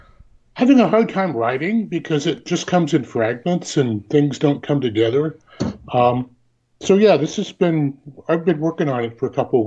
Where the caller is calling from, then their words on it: Tillamook, Oregon, United States; Tillamook, Oregon?